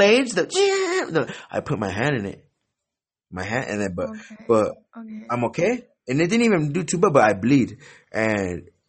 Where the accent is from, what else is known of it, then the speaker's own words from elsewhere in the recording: United States; accent: American; My tongue is American as hell. I speak very American as hell.